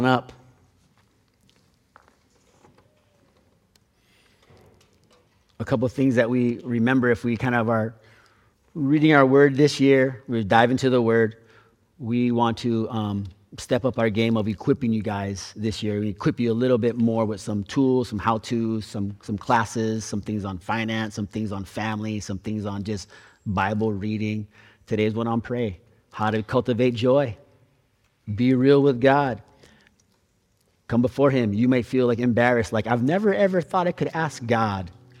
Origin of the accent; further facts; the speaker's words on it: Hawaii, United States; now in San Diego, United States; I'm from Hawaii